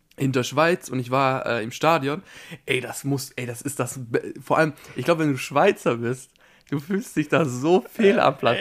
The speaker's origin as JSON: {"language": "German", "country": "Austria", "said": "ich bin Österreicher"}